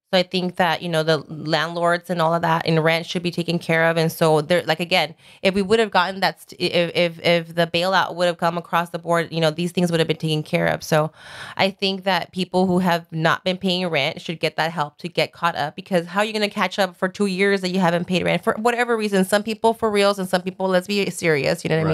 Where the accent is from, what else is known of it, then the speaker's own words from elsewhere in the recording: Sun Valley, California, United States; I grew up in Sun Valley